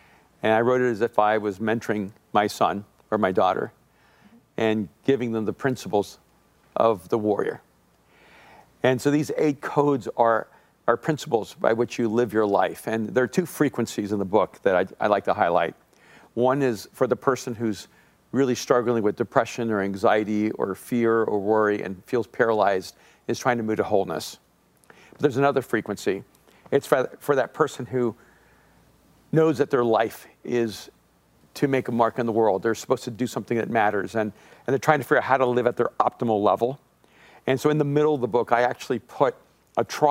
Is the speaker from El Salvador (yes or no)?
yes; El Salvador; moved away; I'm an immigrant from El Salvador.